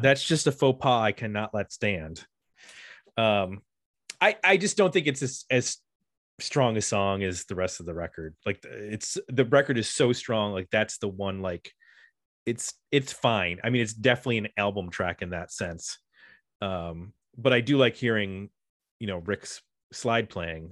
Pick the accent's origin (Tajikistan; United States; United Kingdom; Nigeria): United States; Buffalo, New York; whenever my hometown gets a shout out, I definitely take note